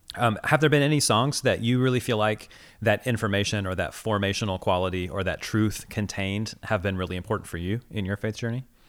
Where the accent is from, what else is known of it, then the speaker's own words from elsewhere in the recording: Midwest, United States; moved away; Growing up in the Midwest